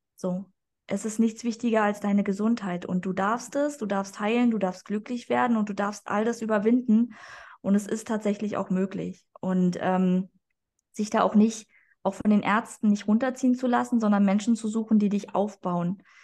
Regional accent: Berlin, Germany; also born or lived in Hamburg; ich komme eigentlich aus Berlin

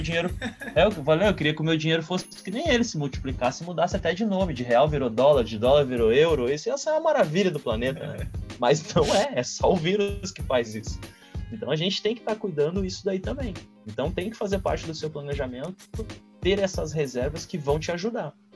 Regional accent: Rio Grande do Sul, Brazil; also born or lived in Canoas; eu sou daqui do Rio Grande do Sul, tô em Canoas

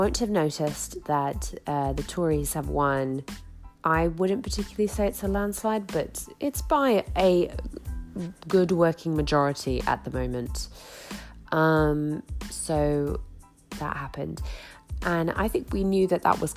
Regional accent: Grimsby, Yorkshire and the Humber, United Kingdom; my hometown of Grimsby, a big industrial town

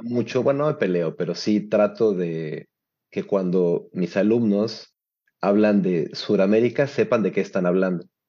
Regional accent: Mexico; now in Turin, Italy

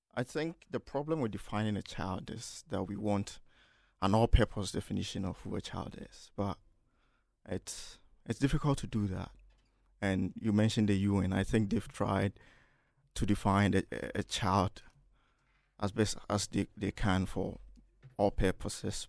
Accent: Kumasi, Ashanti, Ghana; moved away as an adult; now in Manchester, United Kingdom; I'm from Ghana, Kumasi, Ghana, and a student at the University of Manchester

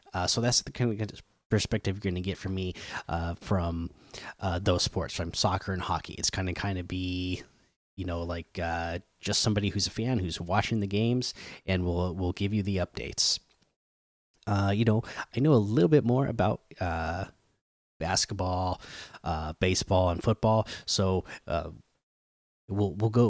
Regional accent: Oregon and Washington, Pacific Northwest, United States; growing up in Oregon and uh, Washington

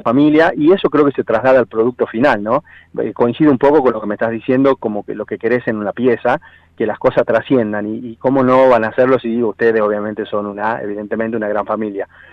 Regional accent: Tucumán, Argentina; que era tucumana

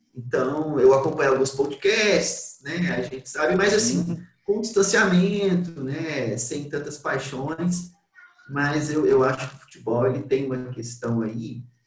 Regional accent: Belo Horizonte, Minas Gerais, Brazil; Eu sou de Belo Horizonte

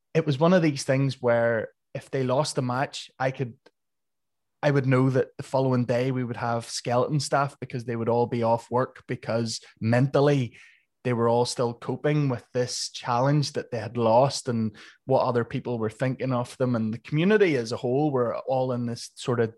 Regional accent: Portstewart, Northern Ireland, United Kingdom; I'm from Port Stewart here

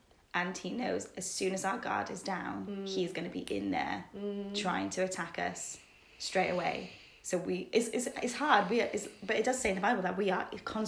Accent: Cardiff, Wales, United Kingdom; moved away as an adult; now in Bristol, United Kingdom; I'm originally from Cardiff. You might be able to tell from my accent, but I moved to Bristol 7 years ago for university and have just stayed here.

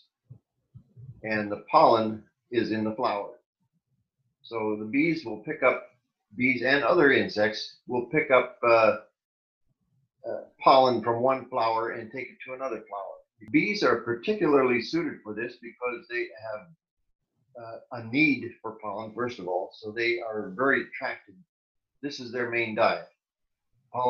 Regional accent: Ohio, United States; moved away as an adult; also born or lived in Pennsylvania / New Jersey; now in South Florida, United States; I was born and raised in Ohio on a farm.

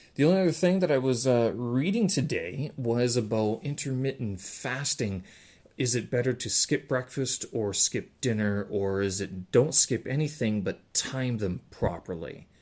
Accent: Winnipeg, Manitoba, Canada; moved away; my hometown

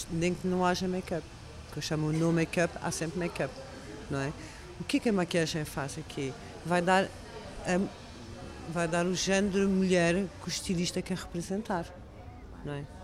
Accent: France; Portuguese is a second language; moved away as an adult; eu sou francesa, eu nasci em França e vivi muito tempo lá, até os meus 18 anos.

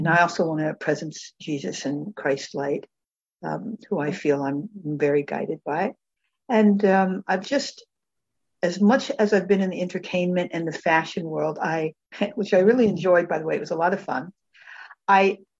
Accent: Tucson, Arizona, United States; I was born and raised in Tucson, Arizona

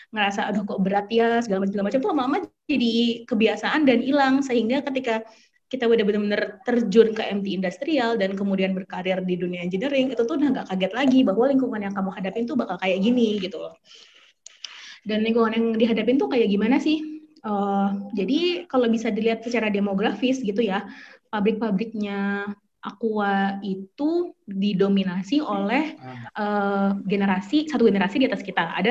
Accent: Jakarta, Indonesia; dulu aku dari kecil sampai sekarang tinggalnya di Jakarta gitu kan anak ibaratnya anak kota lah gitu anak Jakarta

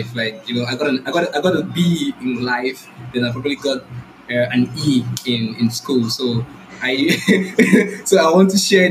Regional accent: Rivers State, Nigeria; I'm from Nigeria. The south part of Nigeria, Rivers State

